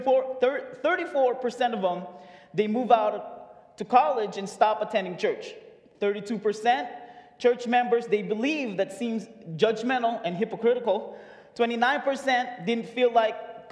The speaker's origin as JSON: {"language": "English", "country": "Philippines", "moved": "yes", "lives_now": "United States", "said": "I moved here in 2012 from the Philippines. As you can tell, I'm Filipino"}